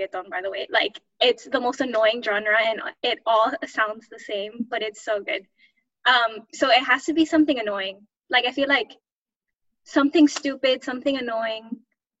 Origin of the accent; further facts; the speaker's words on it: Miami, Florida, United States; moved away; I grew up in Miami